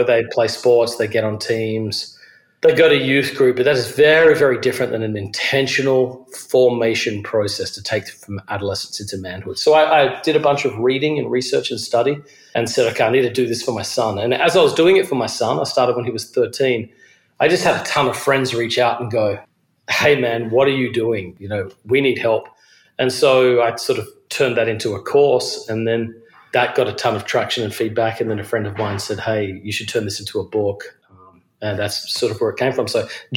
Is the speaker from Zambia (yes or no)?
no; Adelaide, South Australia, Australia; moved away as an adult; also born or lived in Georgia, United States; now in New York City, United States; I'm originally from Australia. I grew up in a city called Adelaide.